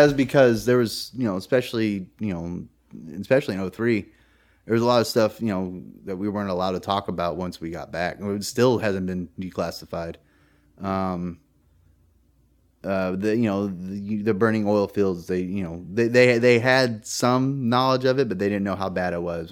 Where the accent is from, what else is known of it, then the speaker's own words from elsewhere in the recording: California, United States; moved away as an adult; now in Virginia, United States; I'm from California, which is heavily Democratic. And I was taught that.